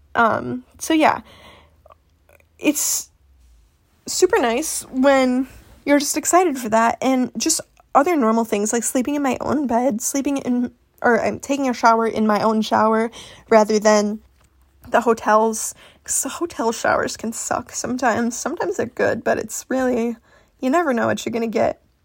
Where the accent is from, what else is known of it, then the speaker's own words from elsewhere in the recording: Midwest, United States; I'm from the Midwest